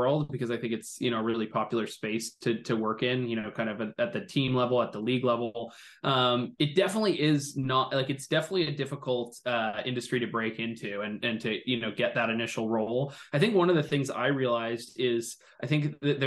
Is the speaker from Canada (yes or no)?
yes; Toronto, Ontario, Canada; growing up in Toronto